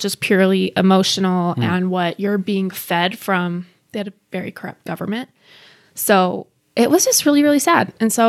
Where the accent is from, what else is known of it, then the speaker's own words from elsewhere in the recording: Bosnia & Herzegovina; I'm from Bosnia. Originally, Yugoslavia had Croatia, Bosnia, Serbia, Slovenia, a huge country.